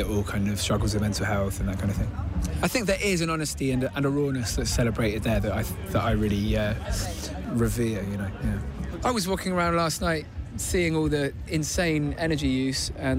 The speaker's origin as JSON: {"language": "English", "town": "Bristol", "region": "South West England", "country": "United Kingdom"}